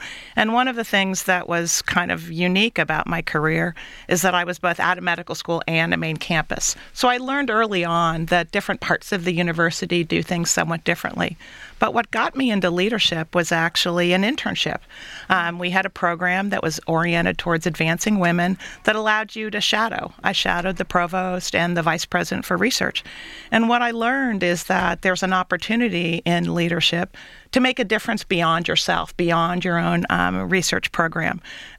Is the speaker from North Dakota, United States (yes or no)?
no; Cincinnati, Ohio, United States; also born or lived in Illinois; now in Detroit, United States; I grew up in Cincinnati, another Midwestern city that is focused on reinventing itself for the future.